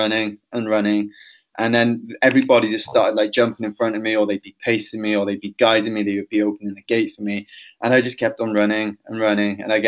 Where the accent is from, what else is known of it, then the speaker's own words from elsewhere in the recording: Penarth, Wales, United Kingdom; my hometown of Penarth